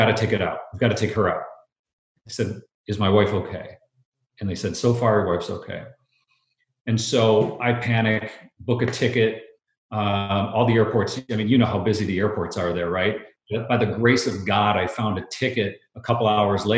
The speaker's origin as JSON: {"language": "English", "country": "Brazil", "tie": "born or raised there", "moved": "yes", "said": "I grew up in Brazil"}